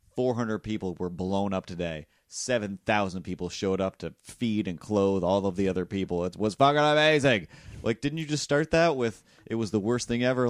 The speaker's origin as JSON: {"language": "English", "area": "Cape Breton", "region": "Nova Scotia", "country": "Canada", "said": "I'm from Cape Breton"}